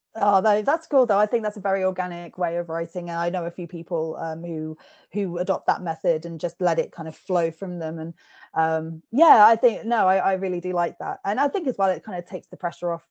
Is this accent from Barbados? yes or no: no; England, United Kingdom; accent: posh; I've been told that I sound quite posh and I'm English, I'm Scottish heritage.